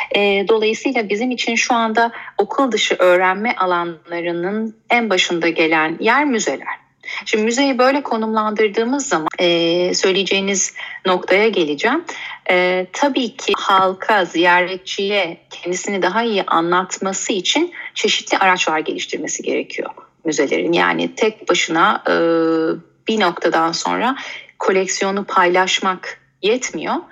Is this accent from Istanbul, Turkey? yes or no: yes; Istanbul, Turkey; ben e, 1983 İstanbul doğumluyum.